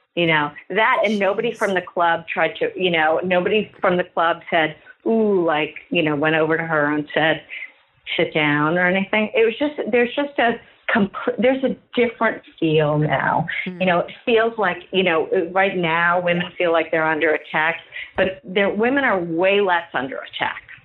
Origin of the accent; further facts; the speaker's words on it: New York City, New York, United States; I've never not lived here